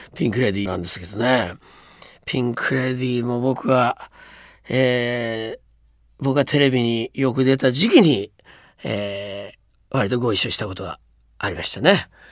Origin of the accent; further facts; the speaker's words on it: Hiroshima, Japan; also born or lived in Oshima District, Yamaguchi; 僕はまあ広島出身なんですが